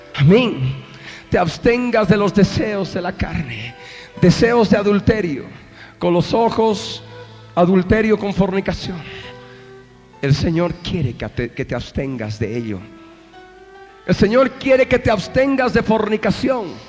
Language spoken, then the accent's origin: Spanish; Bolivia; Somos bolivianos